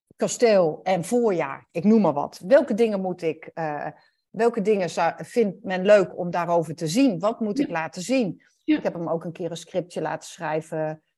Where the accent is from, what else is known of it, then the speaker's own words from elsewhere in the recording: Netherlands; En dan ben ik een Nederlander die Duits spreekt. Dus dan heb ik een bepaald accent